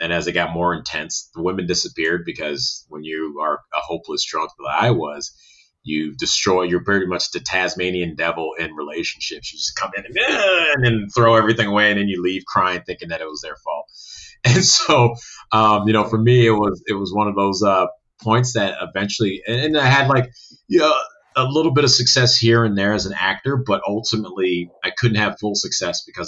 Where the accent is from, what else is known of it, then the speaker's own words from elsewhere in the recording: Chicago, Illinois, United States; I grew up in North Shore, Chicago